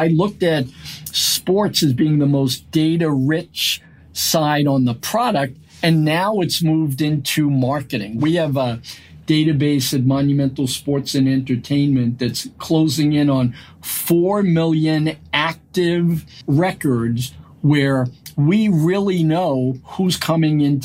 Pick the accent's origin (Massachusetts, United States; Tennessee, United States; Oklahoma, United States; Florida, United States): Massachusetts, United States; Lowell; also born or lived in Brooklyn, New York; We grew up in Lowell, Massachusetts, working in mills